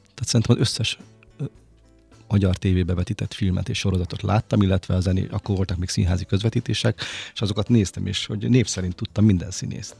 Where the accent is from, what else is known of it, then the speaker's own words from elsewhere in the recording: Hungary; vidéki vagyok